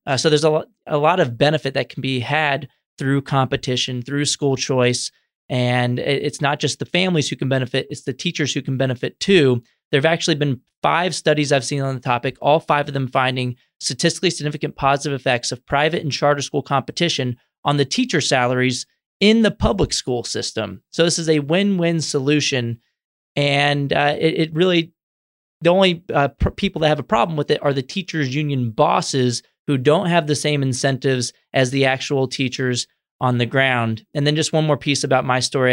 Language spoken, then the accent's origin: English; San Antonio, Texas, United States; moved away as an adult; now in Washington, D.C., United States; I grew up in Texas, in San Antonio, where I went to government schools the entire time